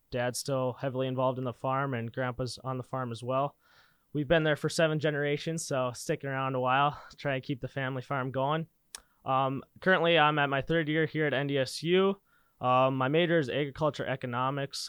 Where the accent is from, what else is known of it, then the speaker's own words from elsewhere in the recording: Linton, North Dakota, United States; I grew up in Linton, North Dakota, just south of Bismarck, about an hour